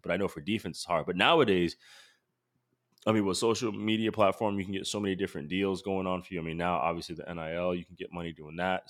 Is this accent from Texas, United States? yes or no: no; Rhode Island, United States; moved away; I'm from Rhode Island